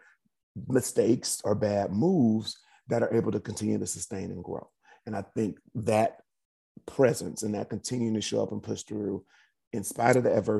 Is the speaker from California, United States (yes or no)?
yes; Inglewood, California, United States; my dad's in the entertainment industry, you know, two hardworking parents, Inglewood, California